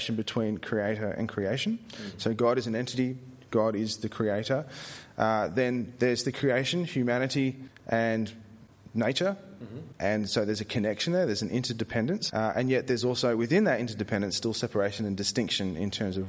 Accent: Australia; I said it as an Aussie.

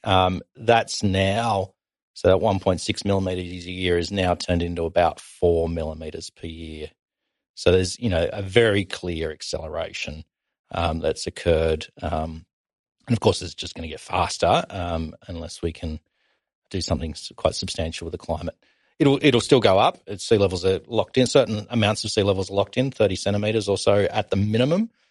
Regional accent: Tasmania, Australia; growing up in Tasmania

